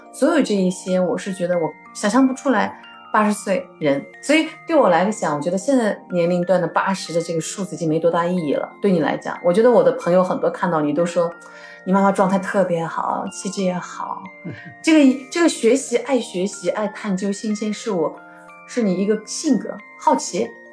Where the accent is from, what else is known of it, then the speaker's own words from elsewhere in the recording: Urumqi, Xinjiang, China; 我们从小生活在乌鲁木齐、新疆